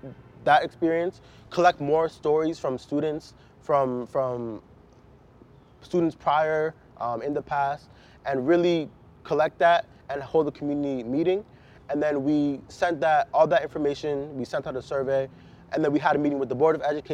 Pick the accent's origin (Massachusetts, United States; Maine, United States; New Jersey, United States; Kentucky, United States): New Jersey, United States; suburbs of; moved away as an adult; now in Philadelphia, United States; I was born in Philly, but I grew up in the suburbs of New Jersey